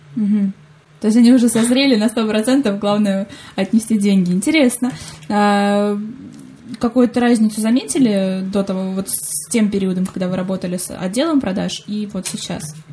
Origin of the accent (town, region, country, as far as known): Saratov, Saratov Oblast, Russia